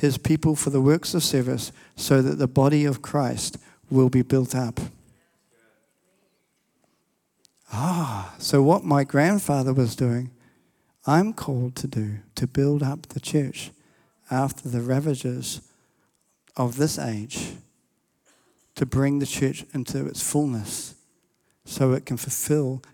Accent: New Zealand; I'm a Kiwi, but my family are from England

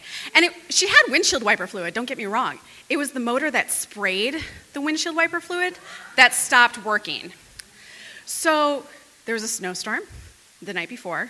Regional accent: Fond du Lac, Wisconsin, United States; moved away as an adult; also born or lived in Minnesota; But I am from Wisconsin. I'm from Fond du Lac

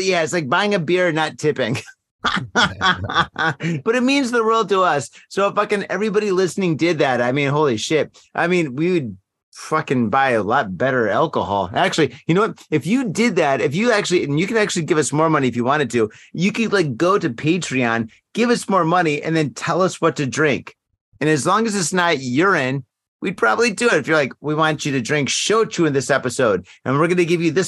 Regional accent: Michigan, United States; now in Japan; I'm from Michigan

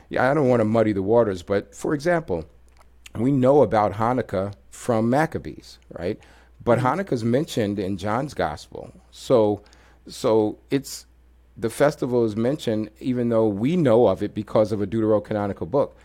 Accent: New York City, New York, United States; moved away; also born or lived in Washington, D.C.; I'm a product of New York City, grew up in New York

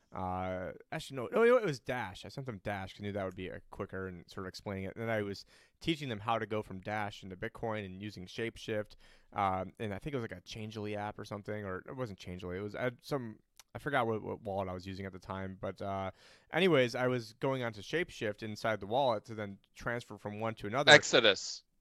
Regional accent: New York, United States; I'm originally from New York

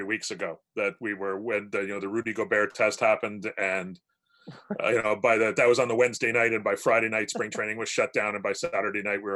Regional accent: Hamilton, Ontario, Canada; also born or lived in Georgetown, Ontario; I'm from Hamilton too. I grew up here. So I grew up on the mountain

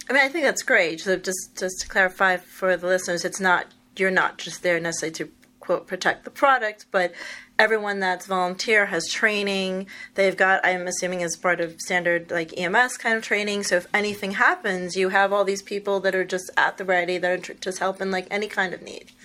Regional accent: New York, United States; I'm from New York

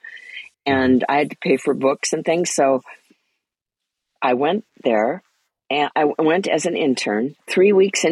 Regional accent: Port Angeles, Washington, United States; also born or lived in Spokane, Washington; I grew up in Port Angeles, Washington, near the Olympic National Park.

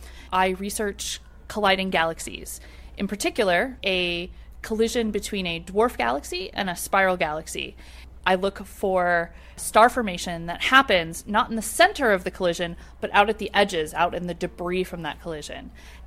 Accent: Pennsylvania, United States; I'm from Pennsylvania

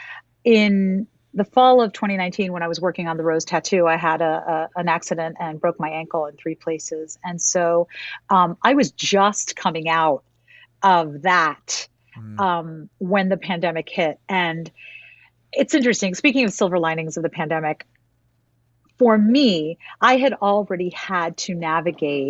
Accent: New York, United States; as a New Yorker

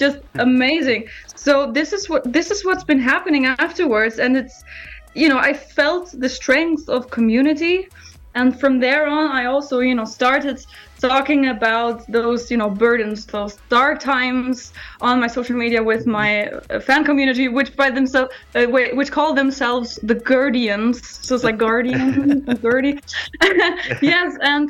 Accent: Düsseldorf, North Rhine-Westphalia, Germany; also born or lived in Scotland; my hometown, Düsseldorf

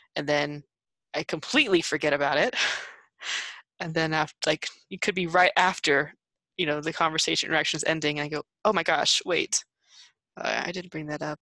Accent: United States; growing up in the states

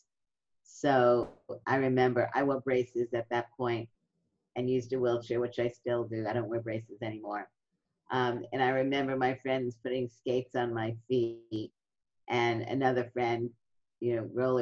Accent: New York City, New York, United States; in my neighborhood, it was a middle-class neighborhood in Brooklyn

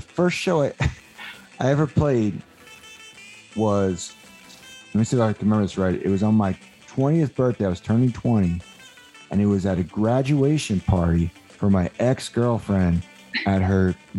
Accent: Delaware, United States; And I grew up in Delaware and they had a really good like local punk rock scene.

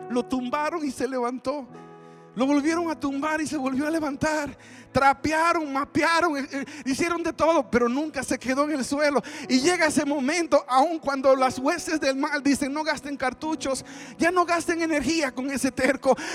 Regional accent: Dominican Republic; now in Texas, United States; Bueno, venimos de Texas, pero somos de República Dominicana.

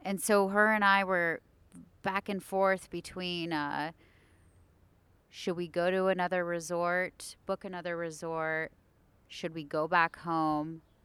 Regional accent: United States; being American

